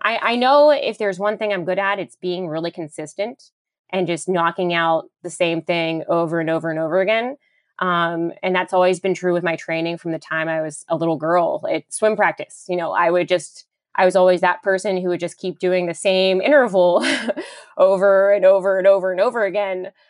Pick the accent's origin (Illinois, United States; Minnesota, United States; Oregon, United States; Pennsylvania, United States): Pennsylvania, United States; Pittsburgh; moved away; Pittsburgh, my hometown